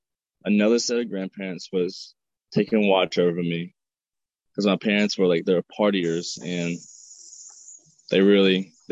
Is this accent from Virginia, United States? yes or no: yes; Staunton, Virginia, United States; I'm from Stanton, Virginia, sir.